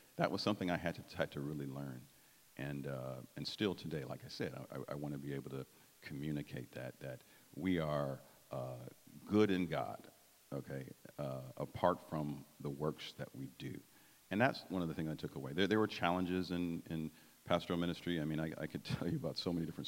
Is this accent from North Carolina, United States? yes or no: no; Detroit, Michigan, United States; growing up in Detroit